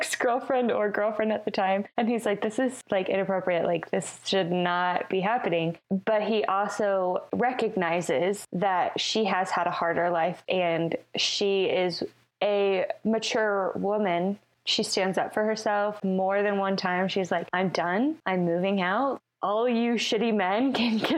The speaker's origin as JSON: {"language": "English", "region": "the South", "country": "United States", "tie": "born or raised there", "said": "I grew up in the South"}